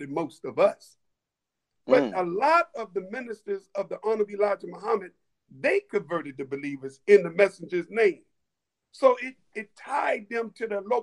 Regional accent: Columbus, Ohio, United States; I born and raised in Columbus, Ohio

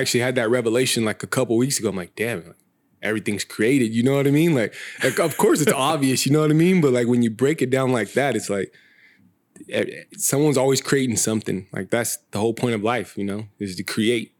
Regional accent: Visalia, California, United States; moved away as an adult; now in Sacramento, United States; I was born and raised in Visalia. Um, been in Sacramento for seven years now.

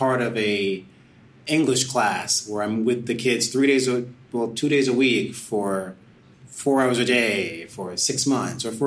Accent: Hackensack, New Jersey, United States; moved away as an adult; also born or lived in Syracuse / New York; I was born in Hackensack, New Jersey. Yeah. I'll start there. I mean, yeah, that's a piece of it. I'll get back to that. But, you know, I grew up in New Jersey

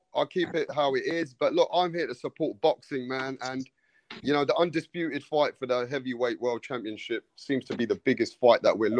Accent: London, United Kingdom; I'm from London. I come from where Anthony Joshua comes from.

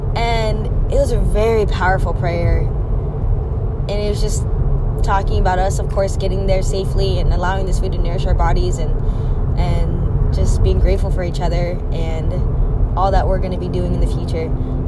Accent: Philippines; We just kind of thought, you're big bone, this is what it is, you know, being Filipino

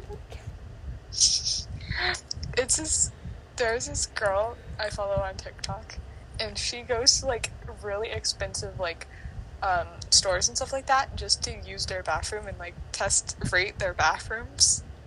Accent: United States

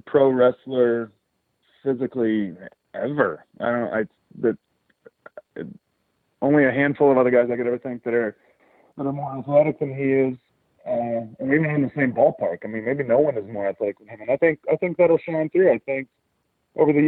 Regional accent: Kentucky, United States; I'm from Kentucky.

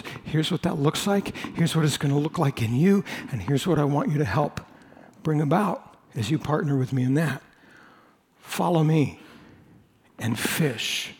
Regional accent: United States; I'm an American

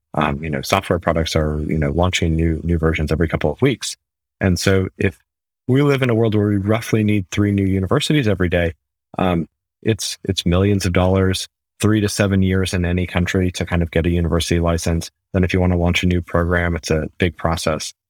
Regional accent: New England, United States; moved away as an adult; also born or lived in United Kingdom / Germany; now in Mountain View, United States; so I'm from America. Uh, the New England area originally, been living in the U K and Germany for most of the last ten or fifteen years.

